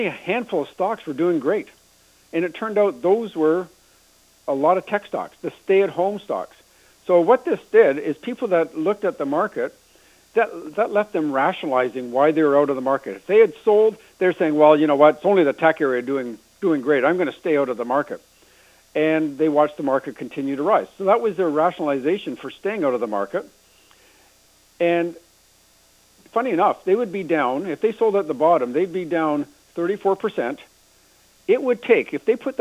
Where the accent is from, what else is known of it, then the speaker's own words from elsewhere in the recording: Canada; we're Canadian here